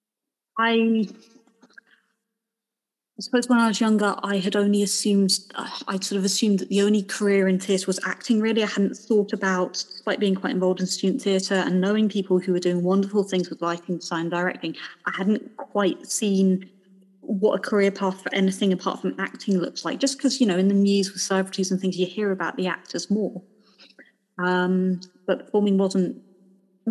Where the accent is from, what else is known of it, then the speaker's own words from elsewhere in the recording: Portsmouth, South East England, United Kingdom; moved away as an adult; I grew up in Portsmouth, like as far down in the south of England as you can get without falling into the sea